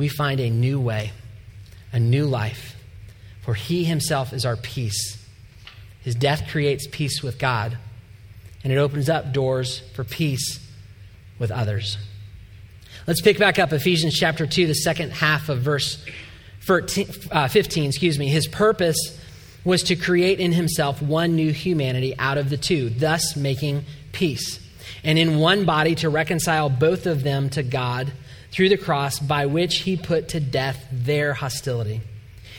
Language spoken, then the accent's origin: English; Atlanta, Georgia, United States; moved away as an adult; now in Indiana, United States; we are from Atlanta, Georgia